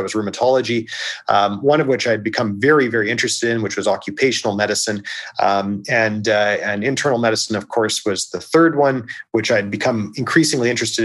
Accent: Victoria, British Columbia, Canada; I took a job in Victoria, which is my hometown

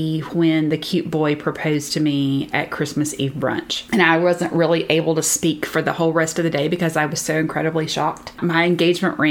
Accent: the South, United States; I grew up in the South, but all of my father's family was in Pennsylvania.

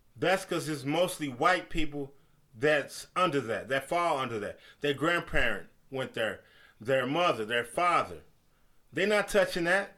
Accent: United States; We Americans

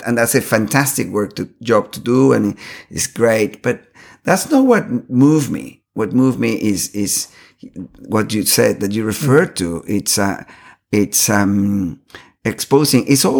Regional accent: Caracas, Capital District, Venezuela; born there; I was born in Caracas, Venezuela.

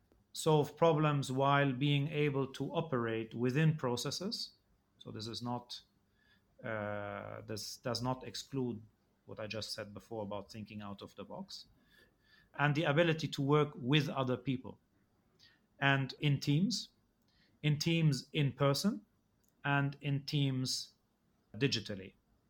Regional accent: Egypt; Well, I grew up in Egypt and I went to a school where the vast majority, I think it was more than 90% of the students were Egyptian.

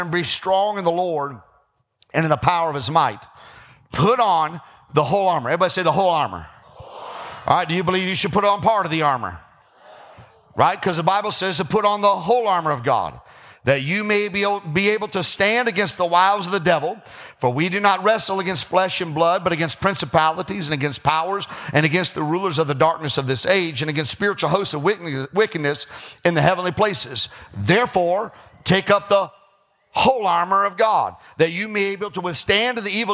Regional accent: South Bend, Indiana, United States; I grew up in South Bend

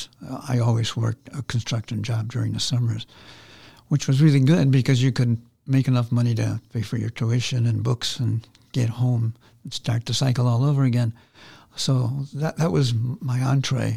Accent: Chicago, Illinois, United States; I'm from Chicago, Illinois, originally. We lived in a tenement house called Pullman Homes, and then my dad bought a little two-flat

